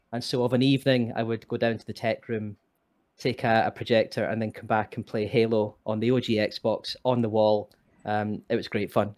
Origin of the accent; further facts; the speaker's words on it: Scotland, United Kingdom; moved away as an adult; also born or lived in England / Northern Ireland; I was born and bred in Scotland